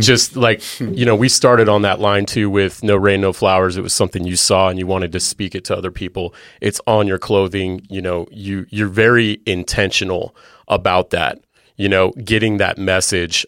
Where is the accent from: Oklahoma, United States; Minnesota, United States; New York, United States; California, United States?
California, United States; moved away; I'm from California originally